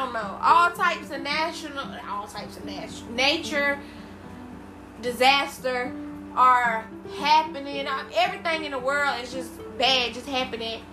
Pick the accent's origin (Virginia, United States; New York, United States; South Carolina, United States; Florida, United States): South Carolina, United States; I'm from South Carolina. My mom is from South Carolina